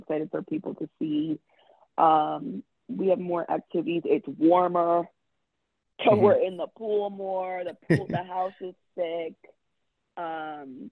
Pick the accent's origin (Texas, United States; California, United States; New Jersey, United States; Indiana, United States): New Jersey, United States; now in New York City, United States; when I was growing up in Jersey, I watched every single Housewives series